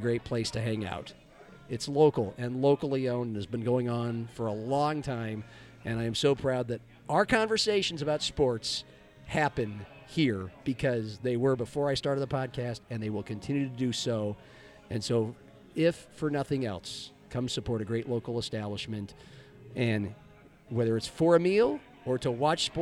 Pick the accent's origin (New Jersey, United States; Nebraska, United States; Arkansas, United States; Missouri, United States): Nebraska, United States; moved away as an adult; also born or lived in Lincoln, Nebraska; now in Lennox, United States; growing up in Nebraska